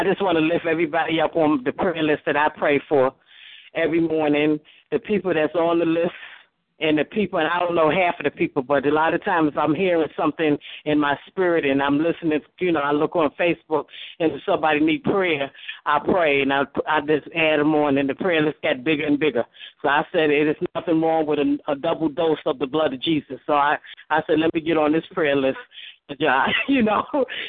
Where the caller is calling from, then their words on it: Nevada, United States; I'm calling from Nevada, and I would like prayer for the prayer list